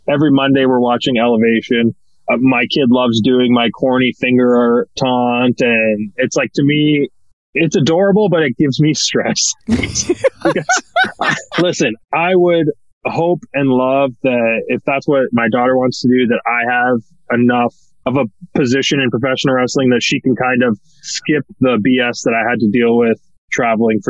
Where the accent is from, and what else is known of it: Canada